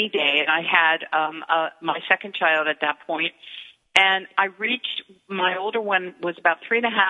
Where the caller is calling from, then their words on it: San Francisco, California, United States; It's always a great day in San Francisco, but we've entered into the foggy time.